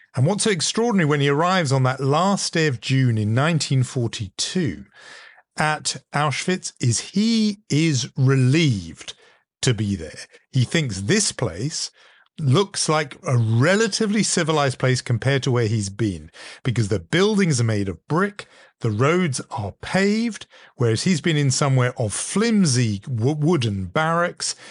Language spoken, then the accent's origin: English; United Kingdom; growing up in Europe, growing up in Britain, uh, as I did